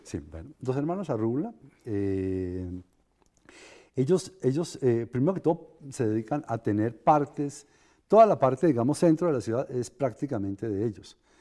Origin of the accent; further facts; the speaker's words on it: Bogotá, Colombia; Yo soy el bogotano del, paseo, pero con ah, raíces paisas.